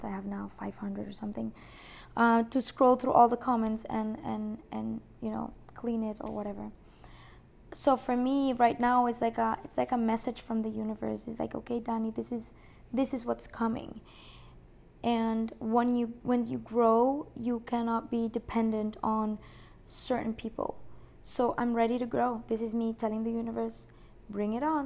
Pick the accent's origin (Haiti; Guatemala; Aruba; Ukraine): Aruba; moved away; I grew up in Aruba